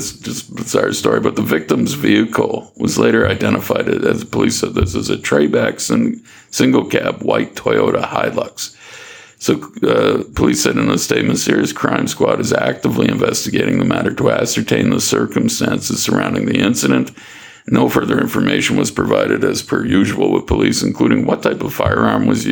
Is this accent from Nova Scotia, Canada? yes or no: yes; Nova Scotia, Canada; now in Northern Territory, Australia; from Canada, where I'm from, Nova Scotia